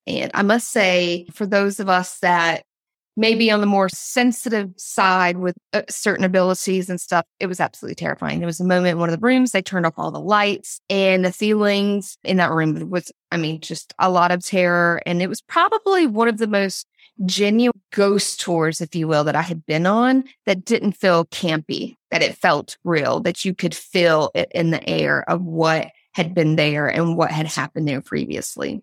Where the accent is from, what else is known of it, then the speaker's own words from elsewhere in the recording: Georgia, United States; moved away; I'm actually originally from Georgia, all of my family live in Georgia